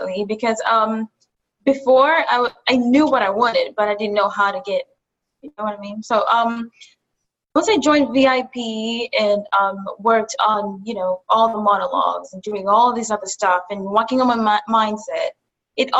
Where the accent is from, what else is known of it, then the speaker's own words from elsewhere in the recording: Kenya; also born or lived in Buffalo, United States; now in New York City, United States; I'm from Kenya. I moved from Kenya to Buffalo and from Buffalo to New York City